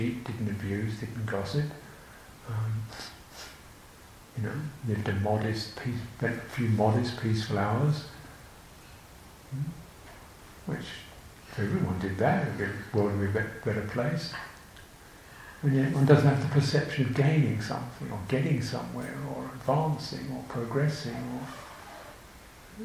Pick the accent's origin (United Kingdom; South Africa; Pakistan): United Kingdom; I'm British, my country